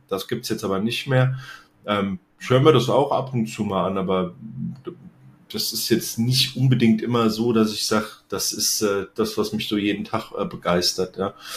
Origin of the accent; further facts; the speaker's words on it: Offenbach am Main, Hesse, Germany; ich bin in Offenbach aufgewachsen.